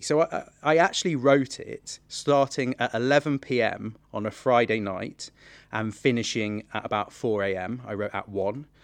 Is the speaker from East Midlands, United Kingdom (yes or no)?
yes; Nottingham, East Midlands, United Kingdom; I'm from Nottingham originally. And my parents brought me to watch the Nottingham Playhouse pantomime every single year from, like, the age of five or something